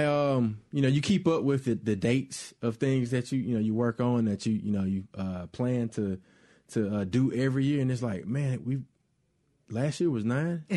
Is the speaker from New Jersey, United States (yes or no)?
no; Mobile, Alabama, United States; moved away; Mobile, Alabama, which is my hometown